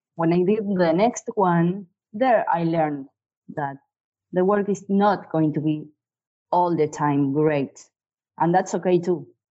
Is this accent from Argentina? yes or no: yes; Bahía Blanca, Buenos Aires Province, Argentina; I'm a photographer from Bahia Blanca, Argentina.